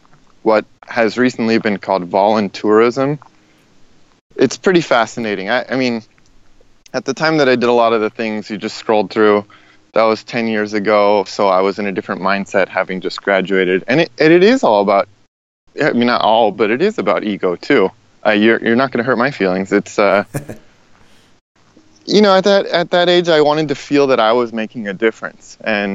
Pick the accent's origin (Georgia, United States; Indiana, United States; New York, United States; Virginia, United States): Indiana, United States; also born or lived in Los Angeles; I was born in Indiana, kind of classic rural Midwest, southern Indiana, and then my parents split, and I spent a lot of my life in Los Angeles